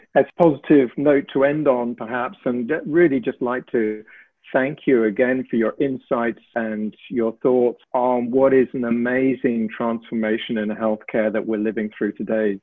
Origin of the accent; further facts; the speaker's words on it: United Kingdom; moved away; you'll tell from my accent perhaps that I trained in the UK and worked there a lot